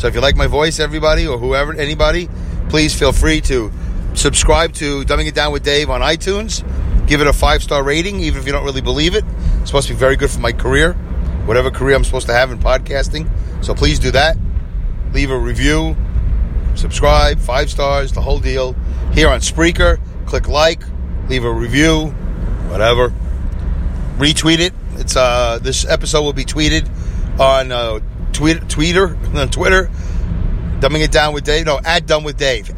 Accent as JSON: {"language": "English", "region": "New York", "country": "United States", "said": "I was from New York"}